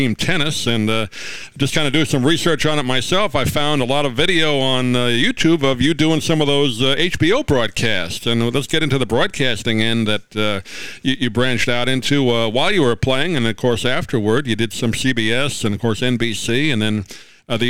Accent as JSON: {"language": "English", "region": "New York", "country": "United States", "tie": "born or raised there", "said": "I grew up in New York"}